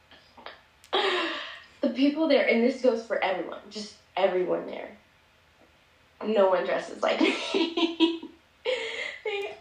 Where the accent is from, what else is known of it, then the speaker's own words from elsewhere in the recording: Plano, Texas, United States; growing up in Plano